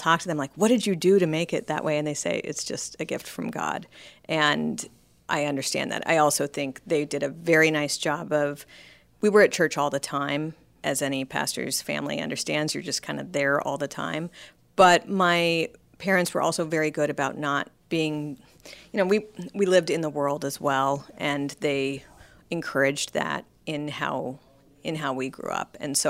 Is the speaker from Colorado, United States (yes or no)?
yes; Colorado, United States; also born or lived in Wyoming / California; I was born in Colorado, but my dad was actually a pastor in Wyoming at the time I was born.